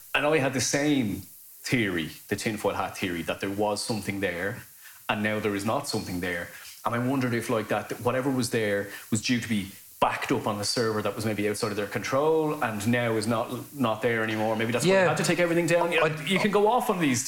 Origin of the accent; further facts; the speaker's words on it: Lusk, Leinster, Ireland; growing up in Dublin, right? And this is how I speak.